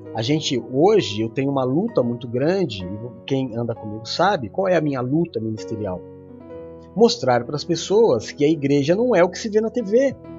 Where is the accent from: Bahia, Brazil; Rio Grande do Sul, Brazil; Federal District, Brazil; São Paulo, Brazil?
São Paulo, Brazil; sou brasileiro, nasci na zona leste de São Paulo e sou cristão